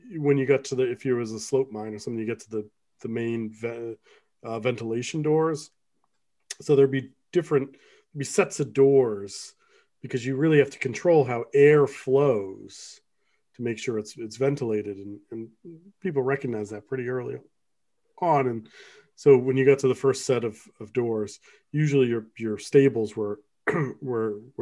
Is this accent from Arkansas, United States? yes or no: no; Pottsville, Pennsylvania, United States; where I grew up in Pottsville, Pennsylvania